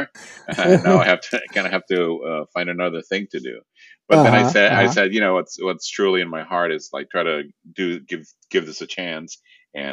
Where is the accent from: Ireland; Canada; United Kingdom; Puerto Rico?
Puerto Rico; first language Spanish; English is a second language; moved away; also born or lived in Rome, Italy; I was born in Rome and again, growing up Puerto Rico, and then it was in the fourth grade, I went back to Italy